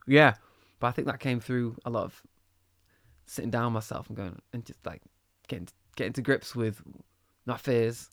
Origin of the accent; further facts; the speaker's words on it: Manchester, North West England, United Kingdom; moved away as an adult; also born or lived in Liverpool; I grew up in Manchester